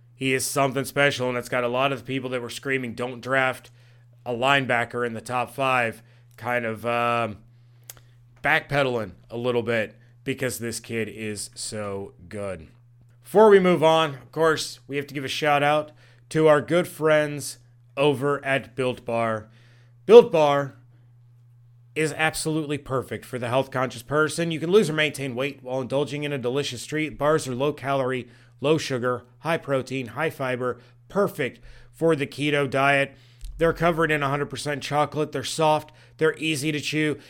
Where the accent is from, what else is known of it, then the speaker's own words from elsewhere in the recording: Dayton, Ohio, United States; right here in my hometown